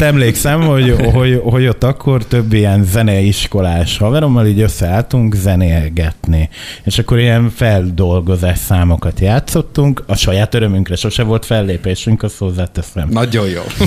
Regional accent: Makó, Csongrád-Csanád, Hungary; Makon nőttem föl

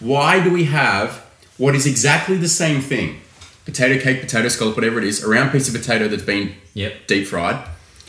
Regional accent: Victoria, Australia; also born or lived in New South Wales; now in Queensland, Australia; I grew up in Victoria, moved to Queensland, and then I was just in New South Wales.

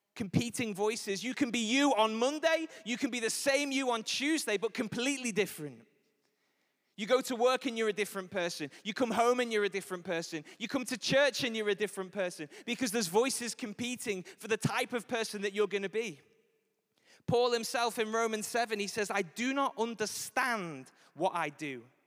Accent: Liverpool, North West England, United Kingdom; I'm from Liverpool. I was raised in Anfield. I was there for nineteen years

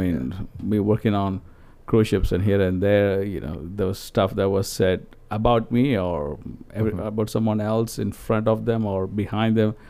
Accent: India; English is a second language; moved away; And then I'm Indian.

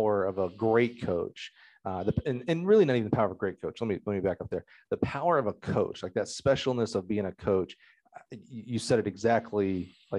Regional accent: Alabama, United States; I'm from Alabama

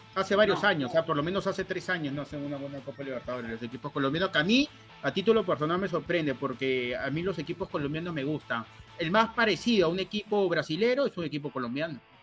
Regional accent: Peru; acá en el Perú somos, yo no me incluyo, pero como somos peruanos

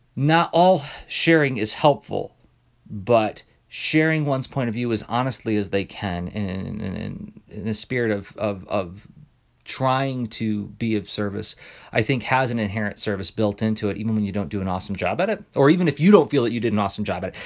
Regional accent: Midwest, United States; I'm a Midwesterner

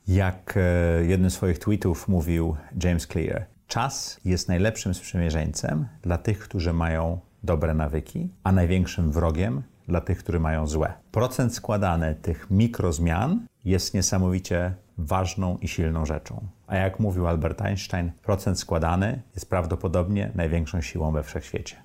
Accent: Tricity, Pomeranian Voivodeship, Poland; moved away as an adult; also born or lived in New York, United States; now in Warsaw, Poland; Urodziłem się w Trójmieście, mieszkałem i w Sopocie, i w Gdyni, i w Gdańsku

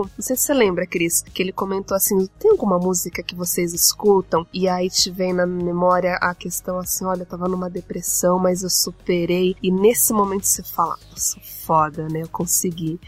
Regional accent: São Paulo, Brazil; como uma menina de periferia, sou da Zona Leste de São Paulo

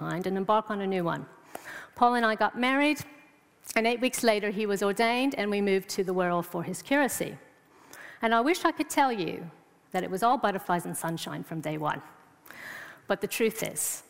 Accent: United States; moved away as an adult; now in England; I'm from America

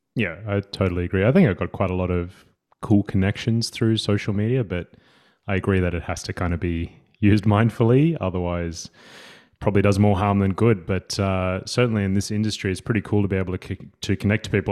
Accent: Sydney, New South Wales, Australia; accent: Australian; moved away as an adult; now in Gothenburg, Sweden; I am a coach from Australia. I uh, grew up in Sydney

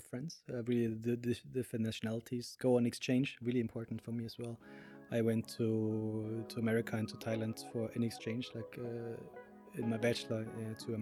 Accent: Munich, Bavaria, Germany; moved away as an adult; now in Copenhagen, Denmark; I'm originally from Germany, from Munich, from the south

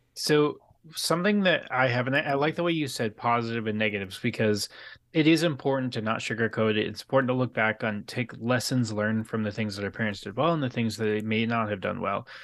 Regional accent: San Diego, California, United States; I grew up in San Diego

